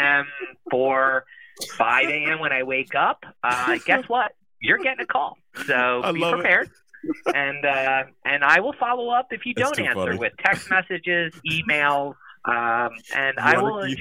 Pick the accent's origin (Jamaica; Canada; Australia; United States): United States; Ocean City, New Jersey; I grew up in Ocean City, New Jersey